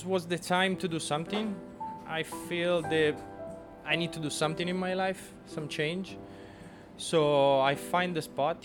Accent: Tuscany, Italy; English is a second language; moved away as an adult; now in New York City, United States; I grew up in Tuscany

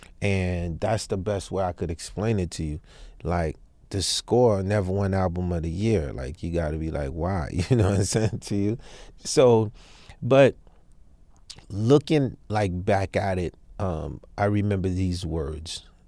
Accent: Haiti; moved away; I'm from Haiti, dog, so it's called football where we come from.

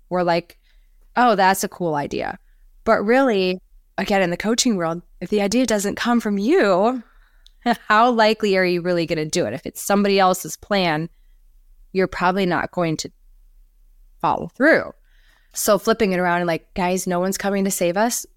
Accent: Minnesota, United States; moved away as an adult; now in Florida, United States; I'm from Minnesota originally, came to Florida.

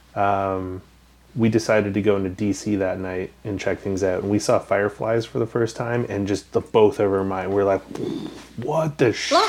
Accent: Western Canada, Canada; I grew up in Canada, never really left it much. Western Canada

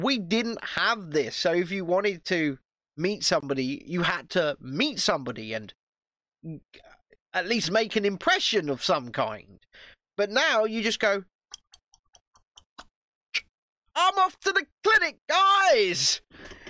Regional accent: United Kingdom

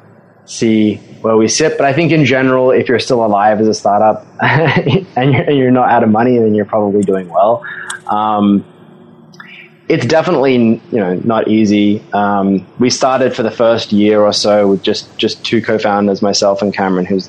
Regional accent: Sydney, New South Wales, Australia; accent: Aussie twang; moved away as an adult; now in New York, United States; I'm originally from Sydney. I grew up in the North Shore there. Stayed in Sydney till I was about 24.

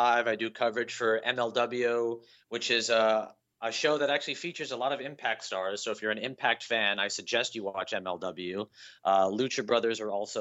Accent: Las Vegas, Nevada, United States; when you're growing up in Las Vegas

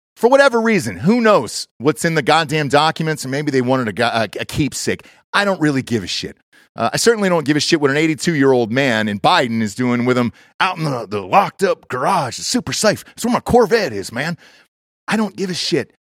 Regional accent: Atlanta, Georgia, United States; my hometown, Atlanta

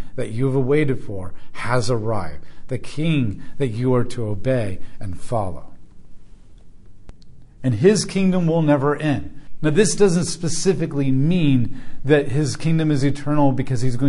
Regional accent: United States; as American Christians

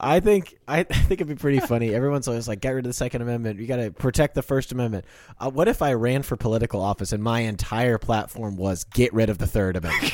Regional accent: Kansas, United States; I'm from Kansas.

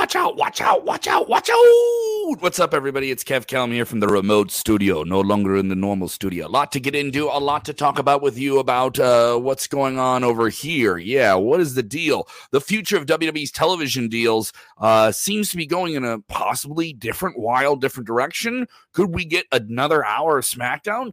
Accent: Chicago, Illinois, United States; in my hometown of Chicago, Illinois

